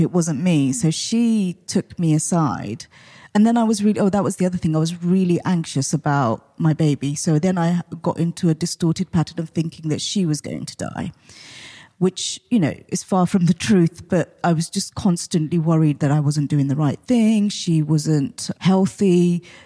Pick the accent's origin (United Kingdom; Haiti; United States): United Kingdom; Portsmouth, South East England; I grew up in Portsmouth